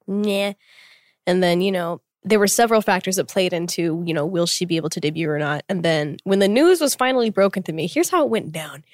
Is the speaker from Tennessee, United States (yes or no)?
no; Tulsa, Oklahoma, United States; moved away as an adult; being born and raised there for twenty-one years